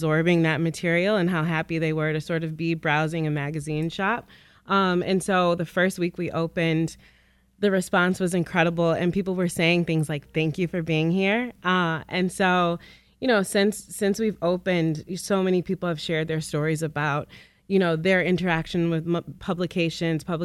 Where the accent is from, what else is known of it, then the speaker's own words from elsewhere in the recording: Detroit, Michigan, United States; West Side, or die. I grew up primarily in Grandmont Rosedale